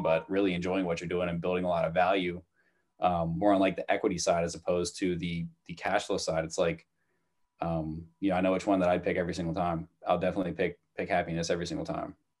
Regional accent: New Jersey, United States; moved away as an adult; now in Malden, United States; when I was growing up in New Jersey

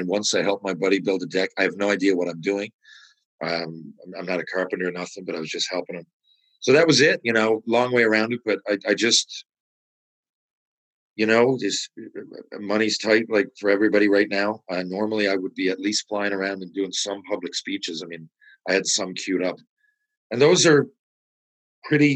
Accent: St. John's, Newfoundland and Labrador, Canada; also born or lived in Mount Pearl; My hometown, right? St. John's, Mount Pearl

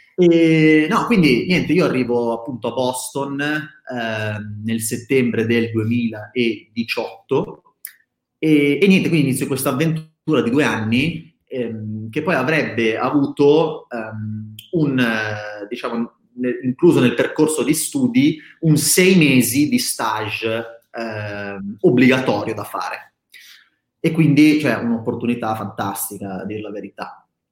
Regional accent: Milan, Lombardy, Italy; io originalmente sono di Milano, nato e cresciuto a Milano

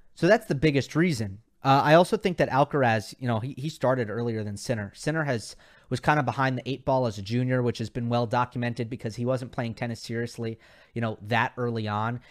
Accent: New York, United States; I grew up in New York, so my tennis tournament was the U S Open

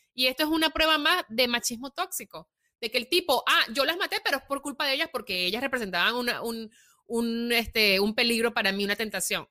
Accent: Venezuela; also born or lived in Italy / New York; now in Los Angeles, United States; porque soy venezolana y me siento venezolana. Cuando voy a Venezuela, pues es mi tierra donde nací

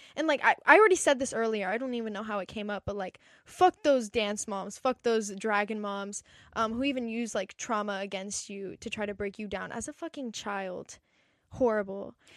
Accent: Encinitas, California, United States; I grew up in Encinitas, which is, like, a small little beach town

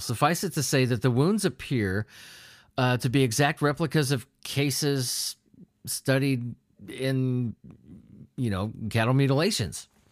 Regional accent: United States; I'm from America

